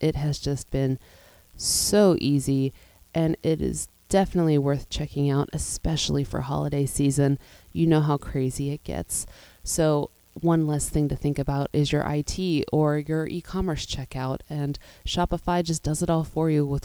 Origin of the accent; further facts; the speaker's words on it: Pittsburgh, Pennsylvania, United States; I grew up in Pittsburgh, Pennsylvania